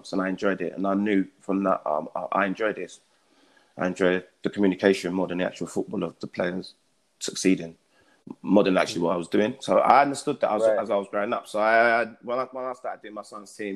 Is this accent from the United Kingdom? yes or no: yes; London, United Kingdom; I'm from East London.